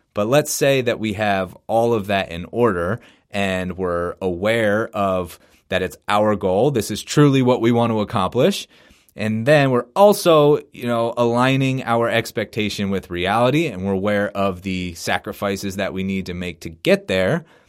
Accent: Philadelphia, Pennsylvania, United States; I'm from Philadelphia, so as a Sixers fan

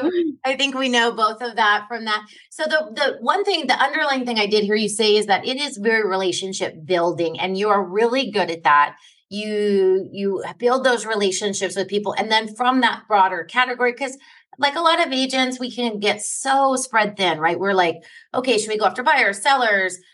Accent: New York, United States; I grew up in New York um when I was a kid

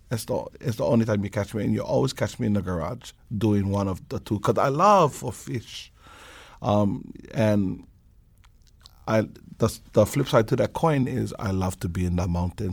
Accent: Hawaii Island, United States; now in Oahu, United States; I live out here on the island of Oahu. I'm originally from Hawaii Island.

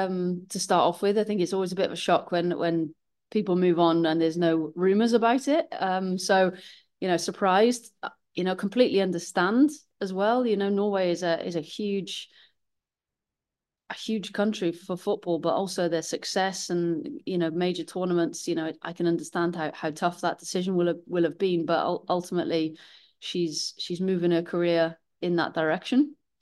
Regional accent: Wales, United Kingdom; But yeah, when you're Welsh and this job comes up, it's always going to be something

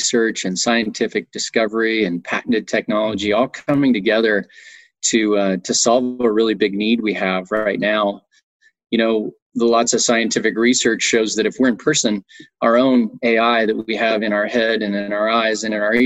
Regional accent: Montana, United States; moved away as an adult; also born or lived in Austin, Texas; I grew up in Montana.

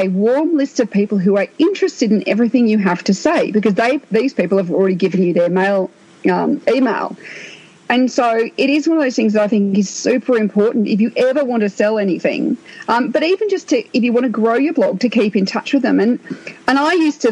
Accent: Australia; I'm Australian

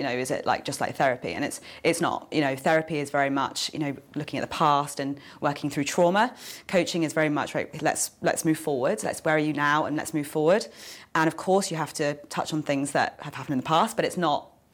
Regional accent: Jersey; also born or lived in London; I'm from Jersey

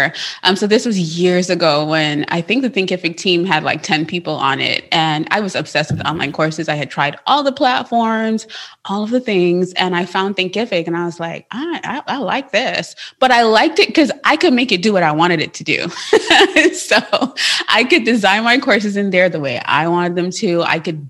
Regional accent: Trinidad & Tobago; now in United States; I'm from Trinidad. I was born there. And so because of that, I have an accent.

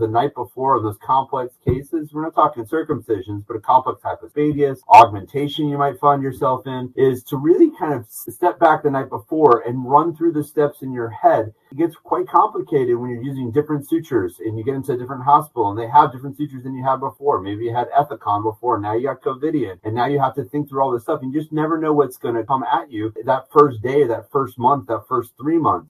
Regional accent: Atlanta, Georgia, United States; moved away as an adult; also born or lived in Northeast US / Long Island, New York; now in Augusta, United States; I was born and raised in Atlanta, Georgia

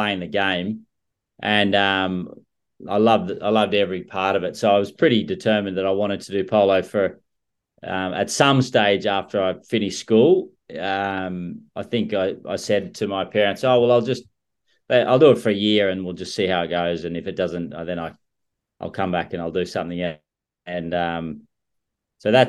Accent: Scone, New South Wales, Australia; where I grew up in Scone.

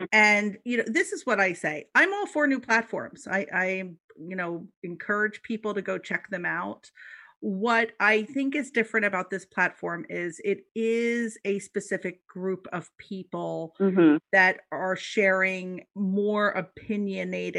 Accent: Philadelphia, Pennsylvania, United States; I said hoagie because I'm from Philly.

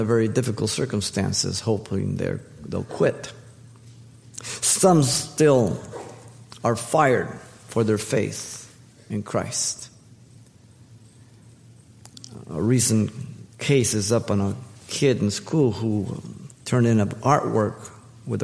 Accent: United States

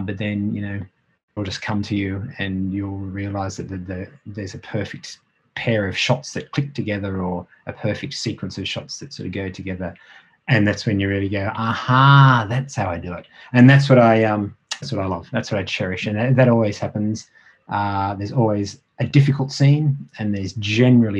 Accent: Australia; I'm an Australian

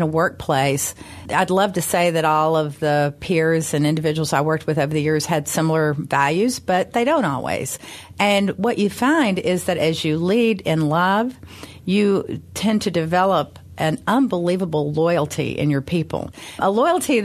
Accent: Memphis, Tennessee, United States; Growing up in Memphis, I went to the University of Memphis.

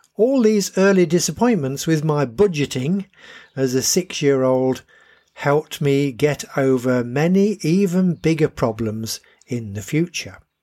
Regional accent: Harrogate, Yorkshire and the Humber, United Kingdom; the bus I came into town on from the Dragon at Bilton

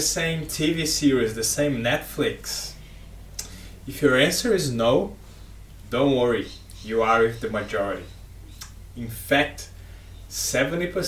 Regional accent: Brazil; now in Australia; I am from Brazil, I live in Australia

